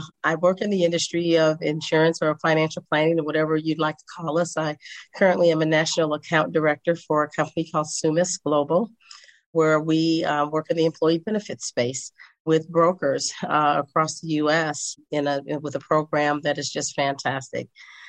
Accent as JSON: {"language": "English", "town": "St. Louis", "region": "Missouri", "country": "United States", "also_born_or_lived": "Chicago / Washington State / Northern California", "lives_now": "Las Vegas, United States", "said": "I'm originally from St. Louis, Missouri, by way of Chicago, by way of Washington State, by way of Northern California, and now by way of Las Vegas, Nevada."}